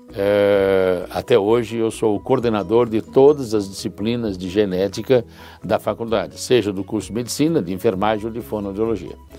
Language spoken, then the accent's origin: Portuguese; São Paulo, Brazil; Eu sou daqui de São Paulo, nasci em São Paulo